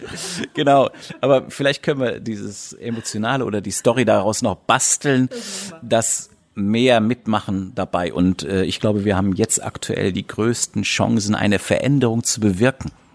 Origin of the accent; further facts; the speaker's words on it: Germany; bei uns in Deutschland